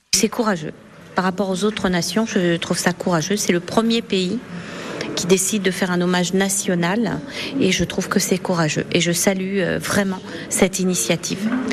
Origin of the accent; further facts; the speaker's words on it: France; also born or lived in Rouen; Nous sommes français, citoyens français de confession juive